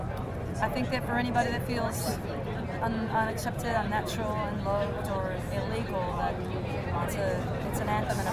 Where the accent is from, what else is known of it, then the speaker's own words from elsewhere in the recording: Seattle, Washington, United States; We're from Seattle.